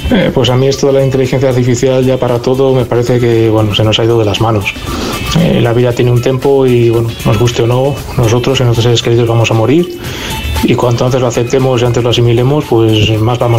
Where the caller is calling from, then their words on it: Madrid, Community of Madrid, Spain; de Madrid